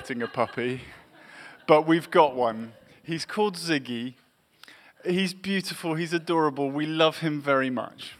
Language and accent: English; England, United Kingdom; also born or lived in Massachusetts; I grew up in England in the 1980s